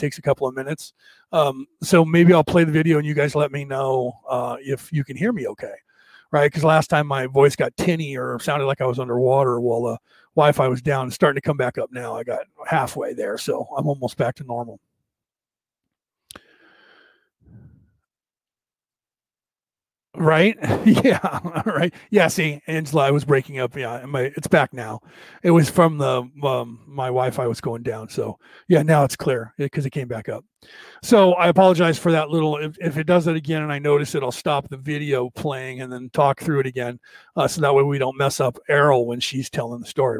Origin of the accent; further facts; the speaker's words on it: United States; I was brought up in America